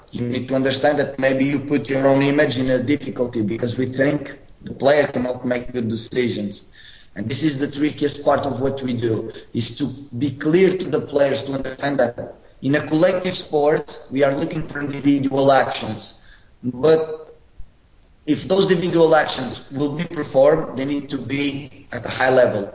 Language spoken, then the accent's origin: English; Funchal, Madeira, Portugal; moved away as an adult; also born or lived in Rio Maior, Portugal; now in Italy; I'm Portuguese and I'm coming from an island. I'm not even from the mainland. I'm coming from Funchal.